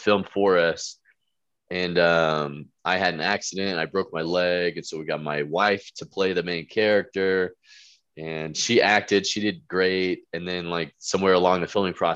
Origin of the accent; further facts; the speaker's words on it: Tecumseh, Oklahoma, United States; also born or lived in East Texas; I was born in East Texas, and then when I was like four, we moved to Tecumseh, and that's where I lived until I graduated high school.